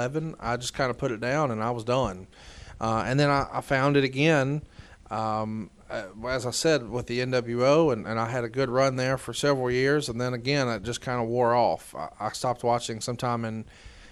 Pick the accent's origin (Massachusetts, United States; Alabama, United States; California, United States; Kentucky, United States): Alabama, United States; Guntersville; we moved to Gunnersville, I guess, when I was 12 years old. So I did middle school and high school there, and I loved it. You know, it's small town Alabama.